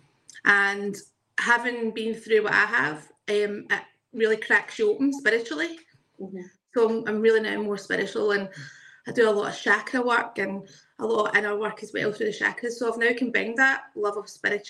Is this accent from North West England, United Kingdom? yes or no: no; Glasgow, Scotland, United Kingdom; also born or lived in South Lanarkshire; I am from Glasgow in Scotland.